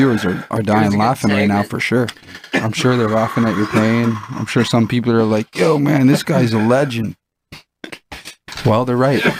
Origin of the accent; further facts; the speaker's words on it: Orleans, Ontario, Canada; I grew up in Orleans, bro.